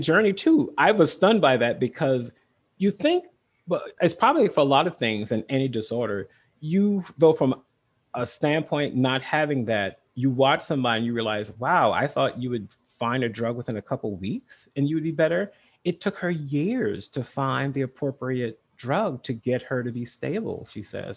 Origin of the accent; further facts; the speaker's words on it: South Carolina, United States; now in Vermont, United States; I grew up in South Carolina, very rural